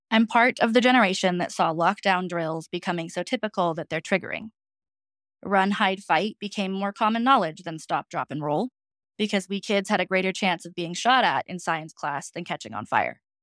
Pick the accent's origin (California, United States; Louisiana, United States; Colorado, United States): Colorado, United States; right outside of downtown Denver; now in Fort Collins, United States; I grew up in Colorado, right outside of downtown Denver.